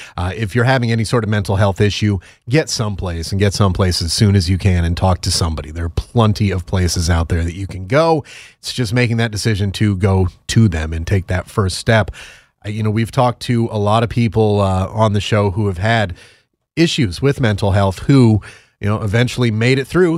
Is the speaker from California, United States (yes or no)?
no; Connecticut, United States; moved away; I'm from Connecticut originally